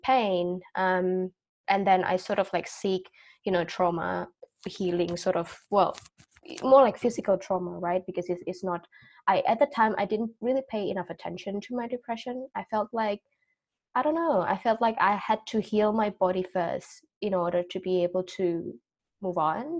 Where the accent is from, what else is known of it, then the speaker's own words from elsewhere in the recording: Indonesia; moved away as an adult; also born or lived in Australia; I was born and raised in Indonesia, but then I moved um, to live in Australia when I was 18.